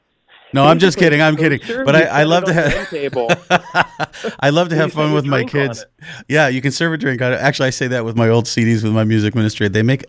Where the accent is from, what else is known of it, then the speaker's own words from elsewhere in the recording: Western New York, United States; moved away as an adult; now in San Diego, United States; I grew up in Western New York, went to seminary in Western PA, so I know my share of snow, but I've been here so long, over a decade.